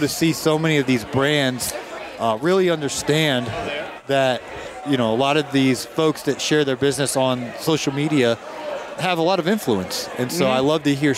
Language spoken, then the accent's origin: English; Georgia, United States; I'm from Georgia